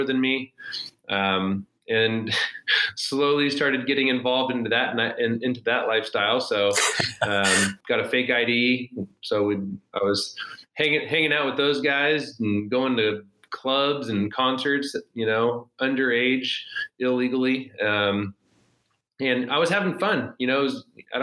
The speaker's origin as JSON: {"language": "English", "town": "Elk Grove", "region": "California", "country": "United States", "tie": "born or raised there", "also_born_or_lived": "Sacramento", "said": "We grew up in Elk Grove."}